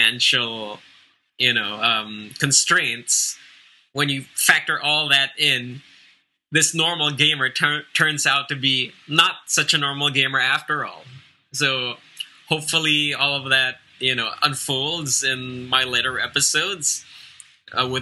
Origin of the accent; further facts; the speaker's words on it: Philippines; I am Filipino, I come from the Philippines